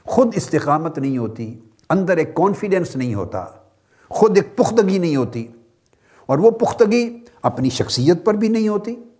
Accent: Jhang, Punjab, Pakistan; پنجاب میں یہ جو جنگ ہے ہماری جو وطن ہے میرا جہاں میری پیدائش ہوئی

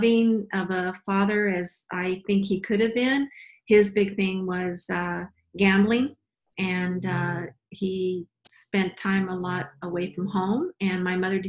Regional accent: Albuquerque, New Mexico, United States; I was actually born in Albuquerque, New Mexico

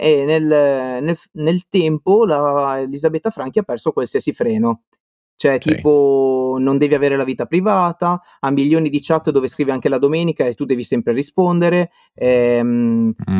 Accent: Liguria, Italy; now in Veneto, Italy; sono qua in Veneto, eh, ma sono Ligure

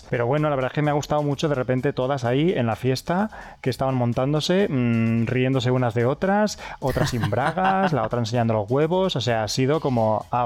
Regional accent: San Fernando, Andalusia, Spain; yo soy de San Fernando, me he acordado de ti y te he visto representada en ella todo

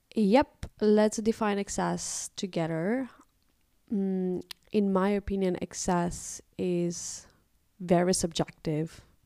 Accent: Moldova; moved away as an adult; now in Netherlands; back in my home country, in Moldova, we had couple of shops

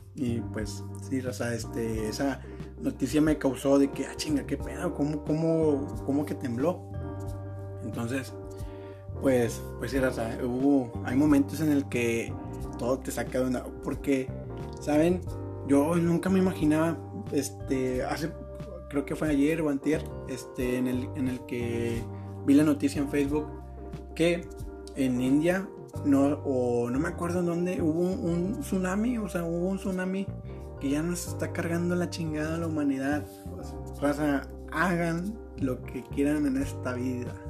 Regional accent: Monterrey, Nuevo León, Mexico; soy de Monterrey

